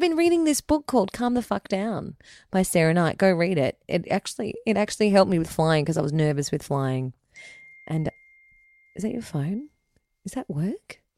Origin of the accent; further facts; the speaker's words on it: Ireland; we're Irish